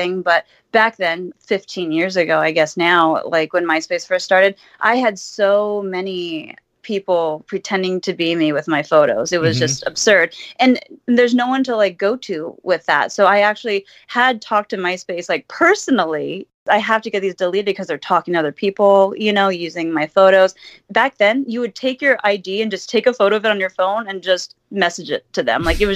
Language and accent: English; Huntington Beach, California, United States; I'm from Huntington Beach